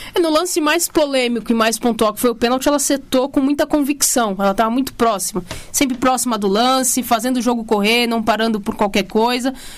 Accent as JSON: {"language": "Portuguese", "country": "Brazil", "said": "a gente é brasileiro"}